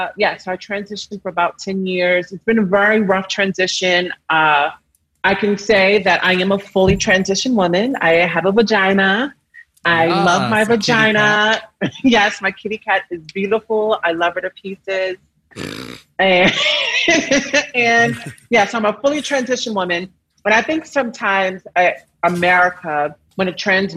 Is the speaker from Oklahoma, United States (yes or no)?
no; Baltimore, Maryland, United States; moved away; also born or lived in New York City; I'm from Baltimore, Maryland.